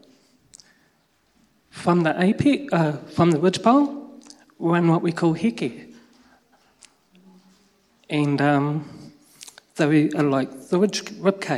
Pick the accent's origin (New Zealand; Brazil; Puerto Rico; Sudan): New Zealand; Raumati, Wellington; moved away as an adult; we grew up in Raumati